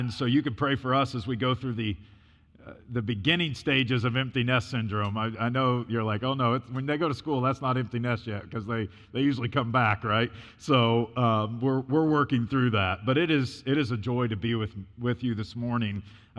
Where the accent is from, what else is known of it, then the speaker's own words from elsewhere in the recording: Illinois, United States; also born or lived in North Carolina; now in New York, United States; So I was born and raised in Illinois, so I was a Midwesterner, and then the Lord moved us to North Carolina, and so I got a good dose of the South, and then he moved us to New York.